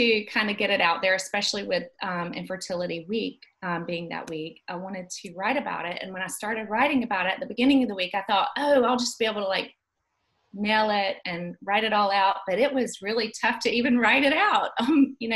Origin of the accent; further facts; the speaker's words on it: Dothan, Alabama, United States; also born or lived in Auburn, Alabama / Birmingham, Alabama; I grew up in Dothan, Alabama. I've always lived in Alabama